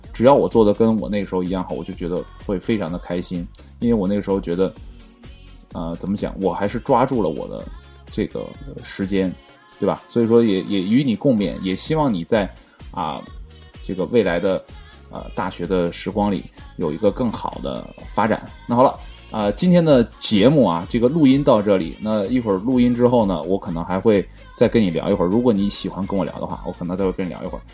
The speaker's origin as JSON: {"language": "Chinese", "region": "Northeast China", "country": "China", "said": "我是东北的，啊，地地道道的东北人"}